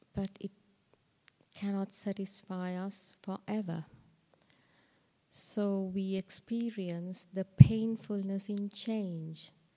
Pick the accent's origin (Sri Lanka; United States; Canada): Sri Lanka; moved away; I was born in Sri Lanka, so I was open to, I mean, I learned the Dhamma in school